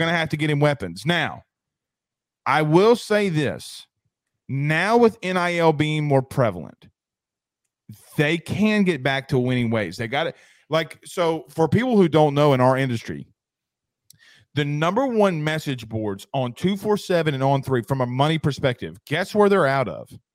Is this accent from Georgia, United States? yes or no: yes; Georgia, United States; I'm from Georgia